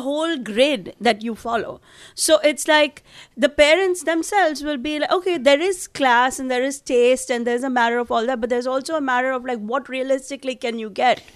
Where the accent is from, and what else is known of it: India; now in Manhattan, United States